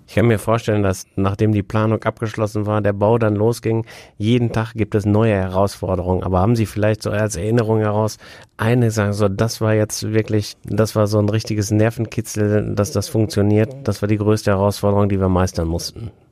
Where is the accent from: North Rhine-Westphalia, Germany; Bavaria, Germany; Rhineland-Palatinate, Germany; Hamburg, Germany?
North Rhine-Westphalia, Germany; Wesel; diese Rheinbrücke bei uns in Wesel